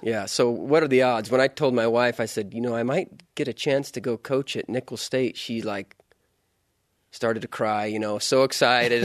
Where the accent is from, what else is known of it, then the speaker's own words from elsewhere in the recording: Utah, United States; moved away as an adult; also born or lived in Louisiana; I grew up, uh, in Utah